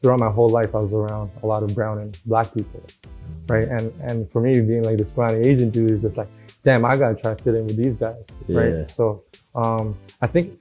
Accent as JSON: {"language": "English", "town": "Toronto", "region": "Ontario", "country": "Canada", "tie": "born or raised there", "also_born_or_lived": "Regent Park / Jane and Finch / Malvern, Scarborough", "said": "I was born and raised in Regent Park, and then we moved to like Jane and Finch, Shepherd area, and then Mornell in the Malvern"}